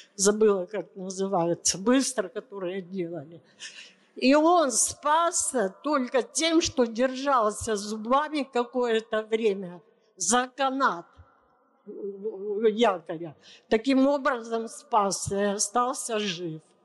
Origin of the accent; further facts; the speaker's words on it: Vladivostok, Primorsky Krai, Russia; я родилась во Владивостоке в 1942 году